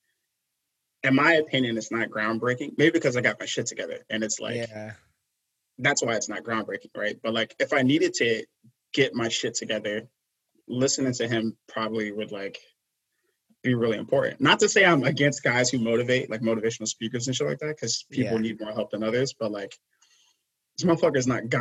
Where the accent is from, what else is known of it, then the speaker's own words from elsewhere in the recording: New York City, New York, United States; I grew up in like Brooklyn, I grew up in Flatbush, Brooklyn